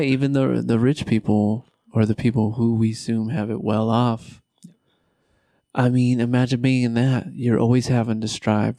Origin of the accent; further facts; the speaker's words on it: United States; I was born and raised in the United States.